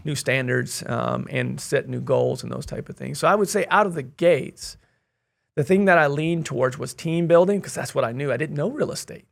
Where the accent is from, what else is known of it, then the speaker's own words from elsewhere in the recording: Kansas City, United States; moved away as an adult; also born or lived in Hawaii / Wichita, Kansas; I'm originally from the Kansas City area